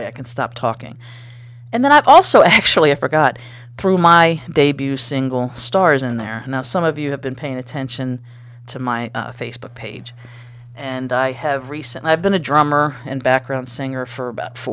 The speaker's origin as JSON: {"language": "English", "country": "United States", "said": "I'm American"}